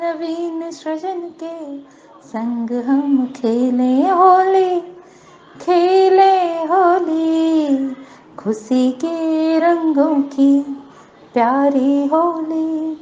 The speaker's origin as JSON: {"language": "Hindi", "town": "Satna", "region": "Madhya Pradesh", "country": "India", "said": "मैं सतना मध्य प्रदेश से हूँ"}